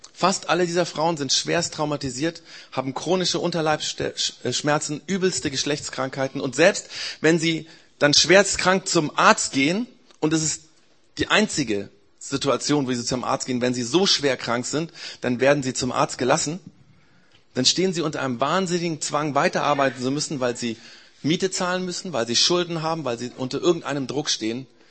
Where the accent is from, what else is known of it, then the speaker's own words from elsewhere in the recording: Germany; Bei uns in Deutschland